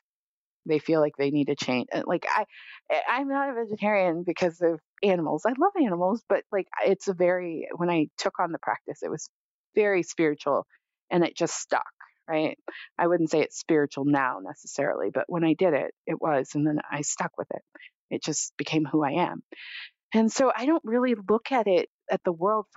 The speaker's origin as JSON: {"language": "English", "region": "California", "country": "United States", "tie": "born or raised there", "said": "I grew up in California"}